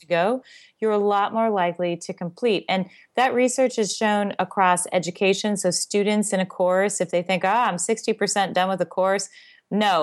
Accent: Seattle, Washington, United States; I grew up in Seattle.

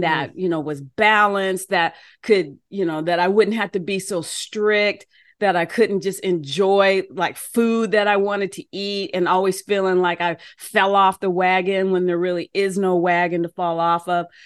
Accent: United States; moved away as an adult; also born or lived in Oklahoma; I was from Washington.

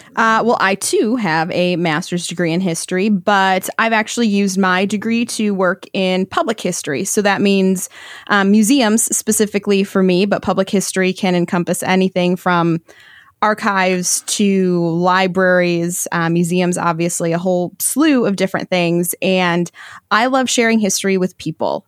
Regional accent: Michigan, United States; I'm from Michigan

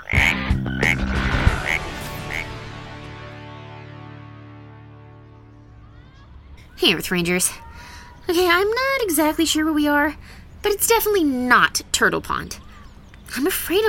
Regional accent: Toronto, Ontario, Canada; my hometown, Toronto

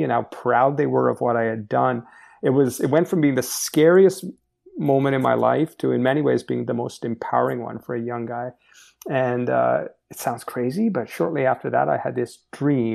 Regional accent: Montreal, Quebec, Canada; I grew up in Montreal, Quebec, Canada

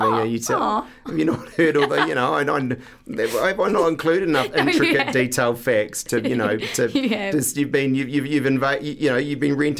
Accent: New Zealand; We're Kiwis.

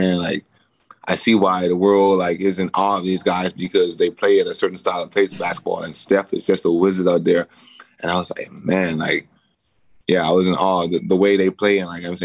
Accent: Bahamas; moved away; I grew up in the Bahamas.

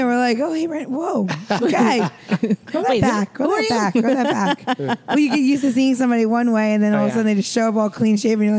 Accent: Long Island, New York, United States; I grew up in Long Island.

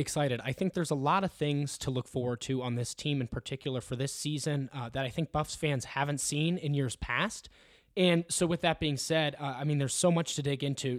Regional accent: Ohio, United States; moved away as an adult; now in Colorado, United States; I'm actually from Ohio

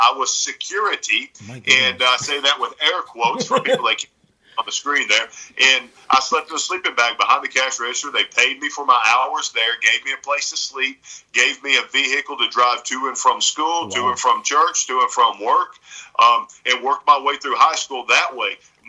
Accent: the South, United States; Because I grew up in the South, and I'm from the South

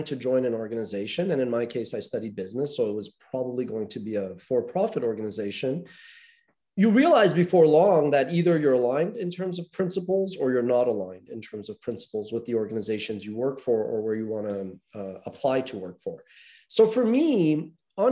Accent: Montreal, Quebec, Canada; growing up in North America, I'm from Montreal, Canada

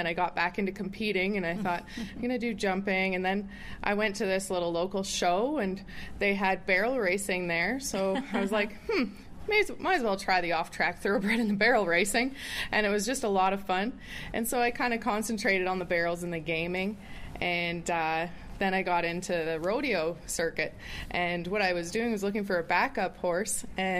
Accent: Perth, Ontario, Canada; I'm from Perth, Ontario, and that was the option for us.

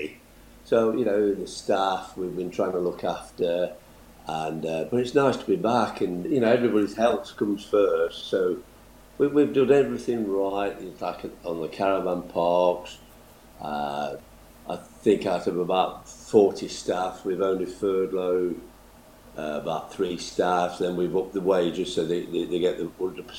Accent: Derby, East Midlands, United Kingdom; I was born in Cowsley Road in Chadderston. I went to Row Farm Junior School

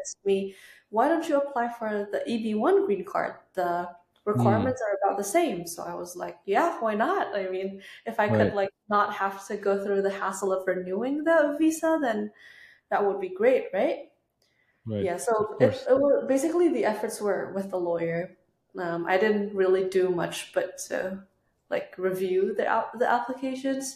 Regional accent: Indonesia; moved away as an adult; now in United States; we're all from Indonesia.

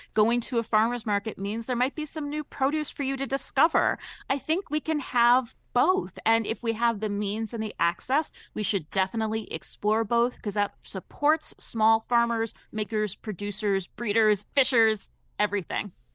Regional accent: Ohio, United States; I'm from Ohio originally.

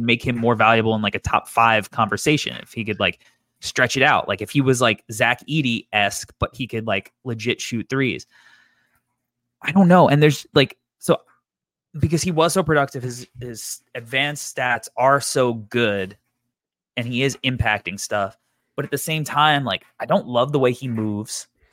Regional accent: New York, United States; when you're from New York. It's, like, a big part of New York culture for us growing up

